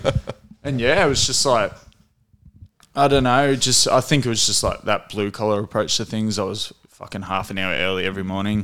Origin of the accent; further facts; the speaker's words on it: Emerald, Victoria, Australia; We grew up in Emerald